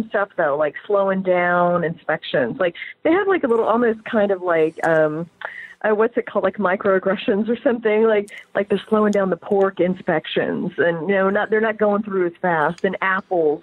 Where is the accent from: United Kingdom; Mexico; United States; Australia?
United States; Kokomo, Indiana; I'm from Kokomo